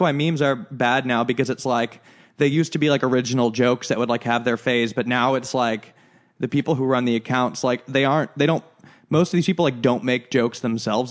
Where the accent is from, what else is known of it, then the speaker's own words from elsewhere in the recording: Chicago, Illinois, United States; moved away; we're from Chicago and it's just, like, a different culture there